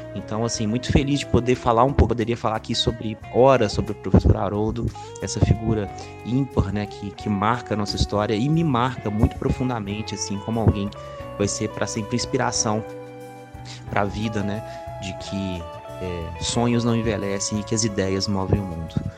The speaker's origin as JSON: {"language": "Portuguese", "town": "Ouro Preto", "region": "Minas Gerais", "country": "Brazil", "tie": "born or raised there", "moved": "yes", "lives_now": "Belo Horizonte, Brazil", "said": "Nasci em Ouro Preto, moro hoje em Belo Horizonte"}